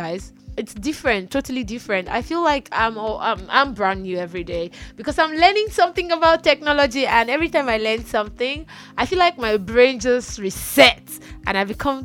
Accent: Nigeria; Nigeria, which is where I'm broadcasting from

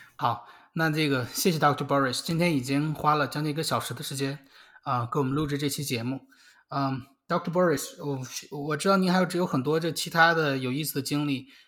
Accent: Beijing, China; moved away as an adult; now in United States; 我是北京的嘛

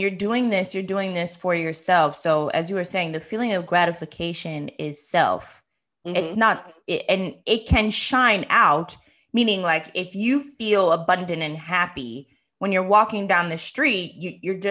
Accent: Maryland, United States; moved away; I was born and raised in Maryland

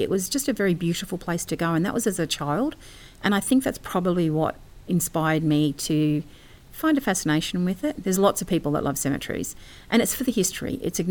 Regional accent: Papua New Guinea; I grew up in New Guinea, and we used to go up past the trail to the beginning of Kokoda.

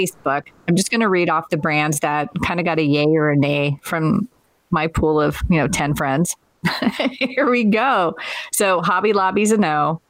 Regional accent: Manteca, California, United States; I'm from Northern California. I went to high school in a town called Manteca

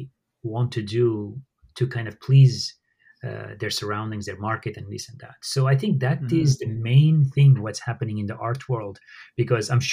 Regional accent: Syria; moved away; growing up in Syria, I witnessed how, you know, my neighbors, they were Arabs and they were Assyrians, they're Armenians like me

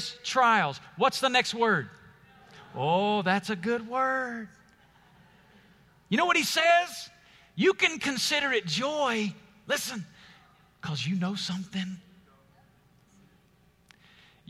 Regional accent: Alabama, United States; moved away as an adult; now in Las Vegas, United States; When God called my family to Las Vegas, we're from Alabama. We're moving to the desert.

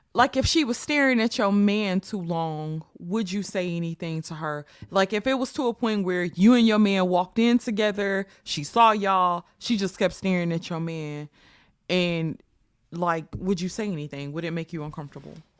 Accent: United States; I am an American black woman

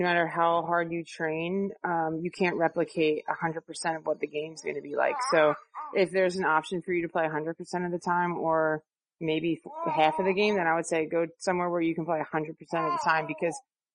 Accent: New Jersey, United States; when I was growing up, I'm from South Jersey

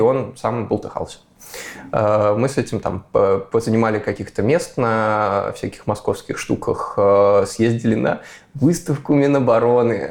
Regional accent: Moscow, Russia; я из Москвы

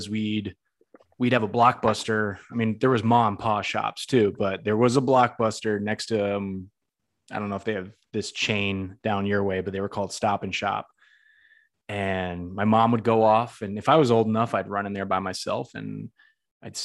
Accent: Northeast, United States; I'm from the Northeast

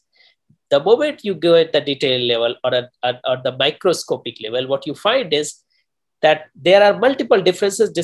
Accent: India; moved away as an adult; also born or lived in New Delhi; now in United States; I'm natively from India

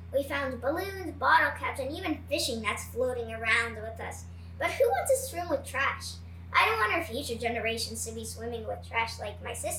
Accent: Miami, Florida, United States; also born or lived in Ukraine; I'm from Miami, and I love living here because I get to grow up right by the beach.

